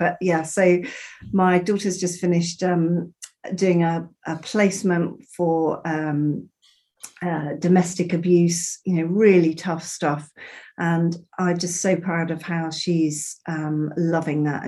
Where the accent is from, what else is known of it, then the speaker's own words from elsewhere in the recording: Bristol, South West England, United Kingdom; also born or lived in Zambia / Peru; Growing up in Bristol, you know, we had actors, creative people, artists